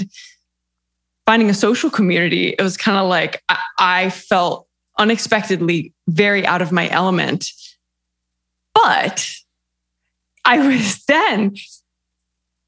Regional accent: United States; moved away as an adult; also born or lived in New York / London; now in Italy; as an American

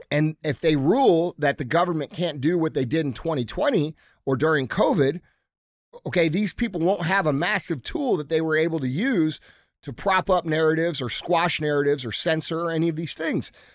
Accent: United States; as American citizens

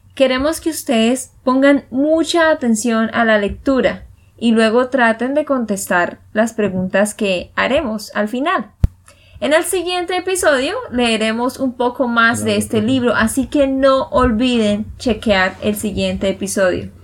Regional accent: Santander, Colombia; de Santander, Colombia

